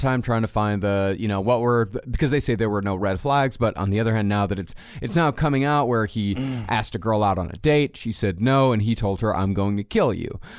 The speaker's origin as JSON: {"language": "English", "country": "United States"}